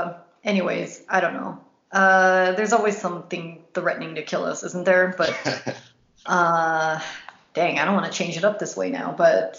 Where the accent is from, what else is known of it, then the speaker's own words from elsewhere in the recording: Los Angeles, California, United States; as a woman and as somebody growing up in Los Angeles